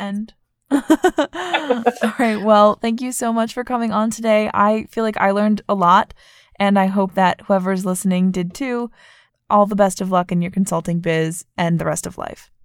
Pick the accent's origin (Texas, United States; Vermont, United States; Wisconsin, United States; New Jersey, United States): Vermont, United States; moved away as an adult; I grew up in Vermont and, like, it's very white